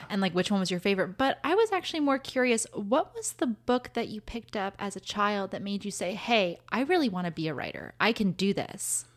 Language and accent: English; Santa Monica, California, United States; I was born in Santa Monica